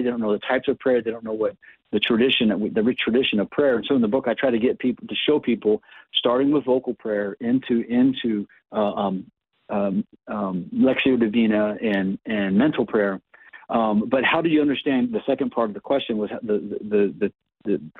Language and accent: English; Ohio, United States; moved away; I'm from Ohio originally